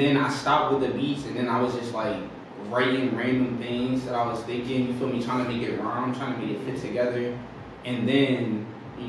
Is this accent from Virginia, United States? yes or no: yes; Richmond, Virginia, United States; also born or lived in New Cornelius (birthplace, unclear); I'm from Richmond, Virginia. I was born in New Cornelius, but I was raised in Richmond, Virginia, from the south side, Chesterfield